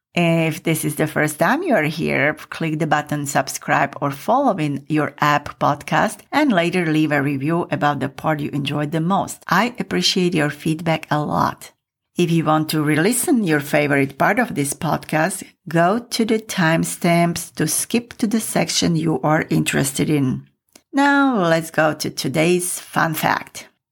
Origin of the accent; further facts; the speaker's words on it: Michalovce, Košice Region, Slovakia; moved away; when I was growing up in Michalovce.